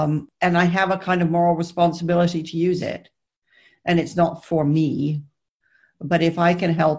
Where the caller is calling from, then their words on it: South West England, United Kingdom; I'm speaking from deepest, darkest Somerset, where I have locked down, which, as it turns out, is a perfectly lovely place to be.